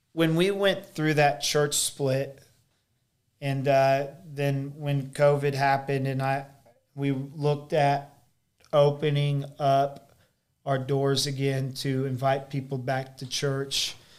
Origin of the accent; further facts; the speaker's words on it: United States; also born or lived in Springfield, Missouri; me being American